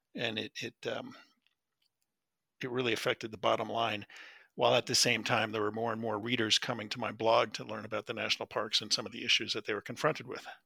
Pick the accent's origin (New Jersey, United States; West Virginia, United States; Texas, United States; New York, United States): New Jersey, United States; I grew up in New Jersey